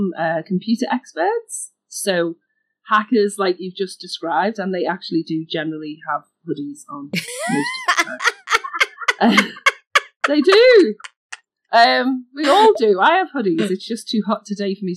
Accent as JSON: {"language": "English", "town": "Liverpool", "region": "North West England", "country": "United Kingdom", "tie": "born or raised there", "said": "I grew up in a city in the UK called Liverpool, which is northwest. You can hear my accent."}